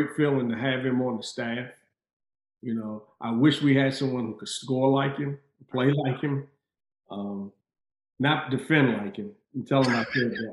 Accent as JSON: {"language": "English", "town": "Washington", "region": "District of Columbia", "country": "United States", "tie": "born or raised there", "said": "growing up in Riggs Park, you know, being light-skinned"}